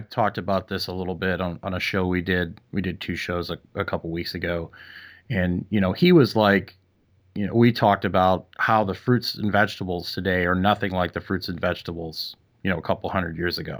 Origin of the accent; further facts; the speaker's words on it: Canada; moved away; I'm from Canada